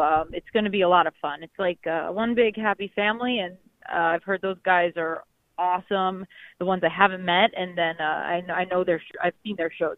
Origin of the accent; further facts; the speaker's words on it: New York City, New York, United States; also born or lived in North Jersey; I'm actually from Manhattan. I'm from New York okay. City, born there